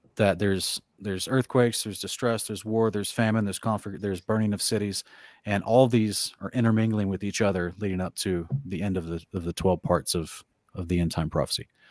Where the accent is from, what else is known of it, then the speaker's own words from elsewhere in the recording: Oklahoma, United States; moved away; I grew up in Oklahoma where they have a thousand tornadoes every year